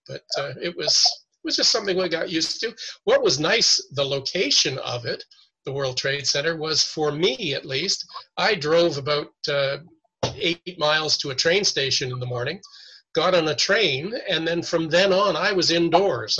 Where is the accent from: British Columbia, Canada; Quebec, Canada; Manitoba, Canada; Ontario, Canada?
Ontario, Canada; Toronto; moved away as an adult; also born or lived in New York City; I was born and raised in Toronto